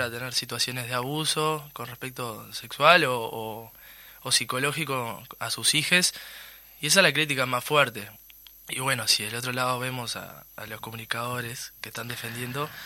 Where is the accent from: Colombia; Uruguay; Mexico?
Uruguay; los uruguayos y las uruguayas somos